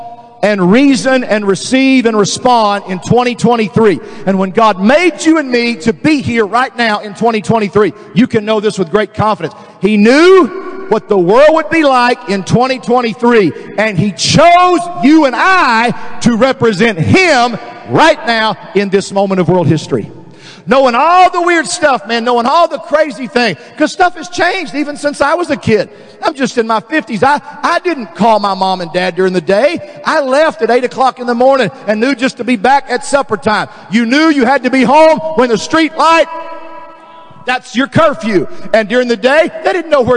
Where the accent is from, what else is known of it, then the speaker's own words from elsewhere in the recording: Dallas, Texas, United States; I was raised in Dallas